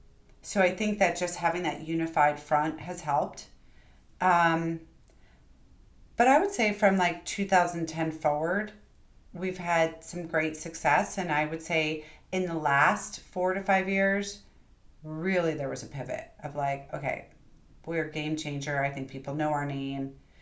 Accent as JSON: {"language": "English", "region": "New York", "country": "United States", "said": "sometimes being a New Yorker and being super fast and not having a ton of time and not necessarily always being the most flowery person."}